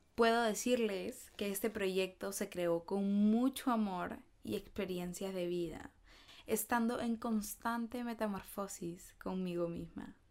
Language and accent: Spanish; Peru; soy de Perú